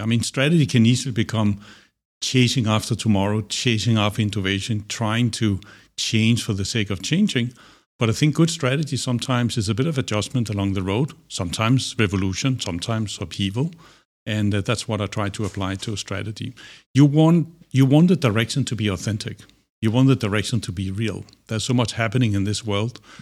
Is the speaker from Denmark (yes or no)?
yes; Denmark; moved away as an adult; also born or lived in Singapore; I grew up in Denmark.